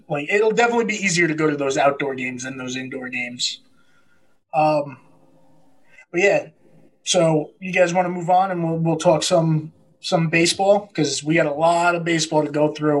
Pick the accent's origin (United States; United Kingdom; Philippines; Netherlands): United States; New York; especially seeing that we're all from New York.